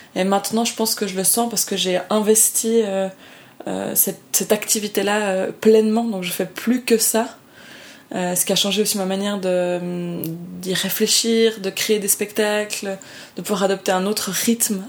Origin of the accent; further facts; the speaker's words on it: Lausanne, Vaud, Switzerland; je viens vraiment du canton de Vaud en Suisse où on est un canton extrêmement protestant